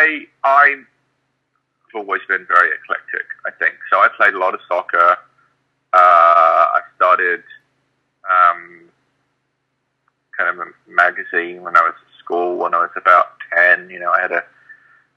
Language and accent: English; London, United Kingdom; also born or lived in Birmingham; My family, though, is many generations of Londoner, and I spent most of my life in London